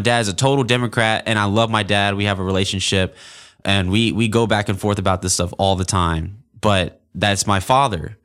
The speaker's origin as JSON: {"language": "English", "town": "Auburn", "region": "Alabama", "country": "United States", "tie": "born or raised there", "said": "I grew up in Auburn, Alabama, born and raised"}